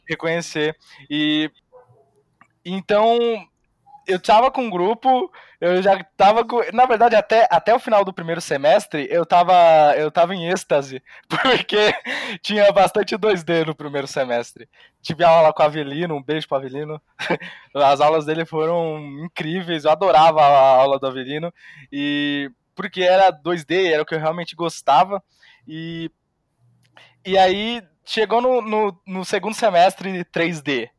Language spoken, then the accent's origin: Portuguese; Santos, São Paulo, Brazil; eu sou de Santos